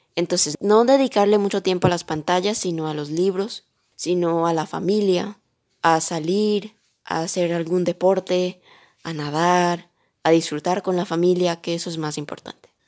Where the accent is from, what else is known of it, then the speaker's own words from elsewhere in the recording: Miami, Florida, United States; also born or lived in Colombia; yo nací aquí en Miami, en los Estados Unidos, pero soy colombiana de corazón.